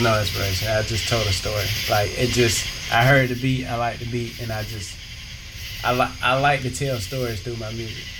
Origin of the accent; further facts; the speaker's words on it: South Carolina, United States; moved away as an adult; also born or lived in Tennessee; now in Atlanta, United States; I was born in Tennessee. Okay. But if you ask me where I'm from, I'm gonna tell you I'm from South Carolina because that's where I grew up